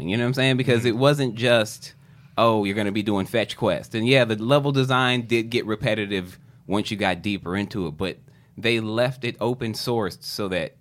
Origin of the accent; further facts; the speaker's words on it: Midwest, United States; I took woodworking class all through grade school because I grew up in the Midwest